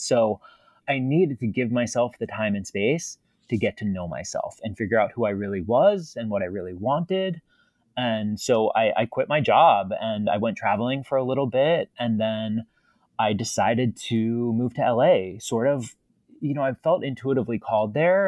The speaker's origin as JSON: {"language": "English", "region": "East Coast", "country": "United States", "tie": "born or raised there", "said": "I am from the East Coast, born and raised"}